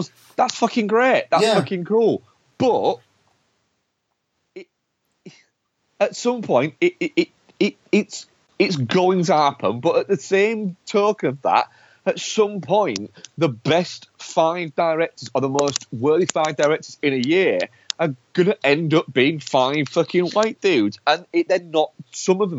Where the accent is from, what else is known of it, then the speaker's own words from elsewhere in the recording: York, Yorkshire and the Humber, United Kingdom; I come from York